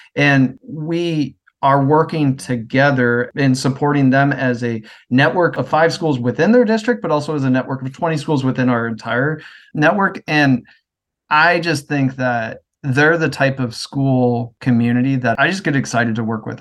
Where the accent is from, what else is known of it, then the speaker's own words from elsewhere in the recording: Midwest, United States; moved away as an adult; also born or lived in Worcester, Massachusetts; I'm from the Midwest, and I moved out to go to college in Worcester